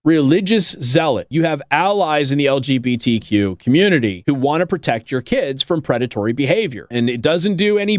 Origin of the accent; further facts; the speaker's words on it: Las Vegas, Nevada, United States; I'm from Las Vegas.